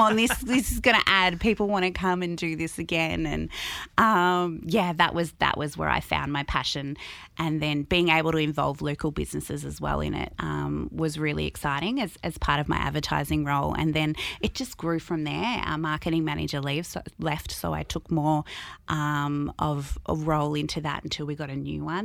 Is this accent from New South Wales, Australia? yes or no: yes; Albury, New South Wales, Australia; also born or lived in Sydney; I moved here when I was five, six years old